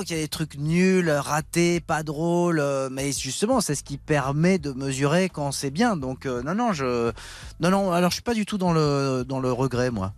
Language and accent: French; Paris, Île-de-France, France; je, suis né dans le 16e, j'ai grandi dans le 16e, je me suis réinstallé dans le 16e